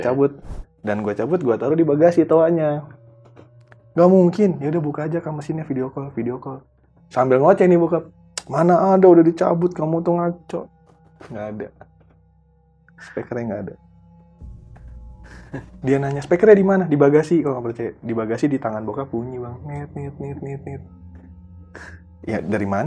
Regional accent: Jakarta, Indonesia; gue Betawi kan

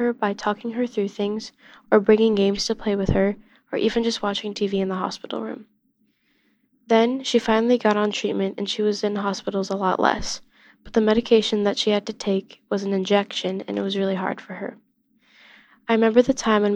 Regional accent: Illinois, United States; I'm 14 years old, and I'm from Illinois

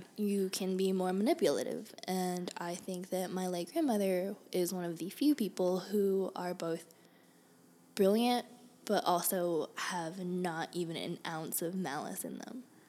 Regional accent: Houston, Texas, United States; moved away as an adult; also born or lived in Berkeley, California / Boston, Massachusetts; now in Tempe, United States; I was born in Berkeley, California, and I grew up in Boston, Massachusetts. And I went to most of grade school and college in Houston.

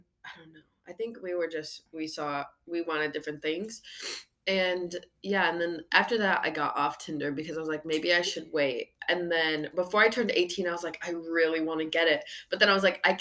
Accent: near Chicago, Illinois, United States; I'm not from far from Chicago

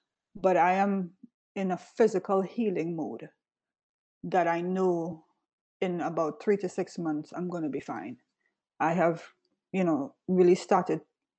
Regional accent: Florida, United States; now in New York, United States; I came from Florida and I was in optimal health there.

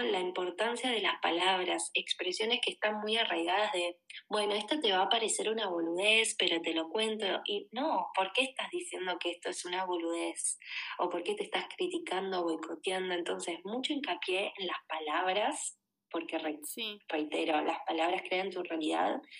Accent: Argentina; moved away as an adult; also born or lived in Buenos Aires; now in Barcelona, Spain; Soy argentina, tengo 33 años.

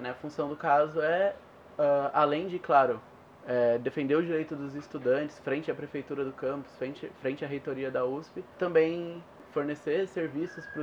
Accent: Ribeirão Preto, São Paulo, Brazil; moved away as an adult; now in São Carlos, Brazil; Eu sou de Ribeirão Preto, mas eu moro em São Carlos desde 2016, que é quando eu vim estudar aqui, fazer matemática.

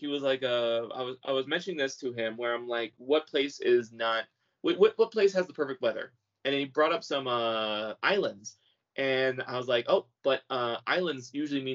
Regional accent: California, United States

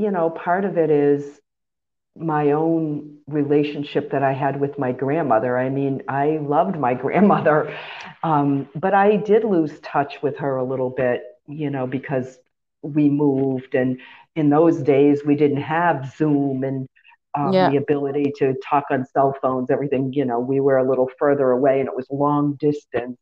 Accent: Massachusetts, United States; moved away as an adult; also born or lived in Florida; Massachusetts is home

